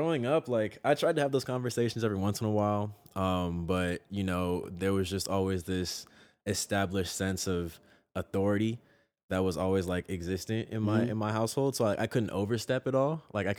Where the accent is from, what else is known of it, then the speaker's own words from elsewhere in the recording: San Jose, California, United States; Sure, sure. Yeah, San Jose was a trip. It's Silicon Valley, so it's like very heavily tech and busine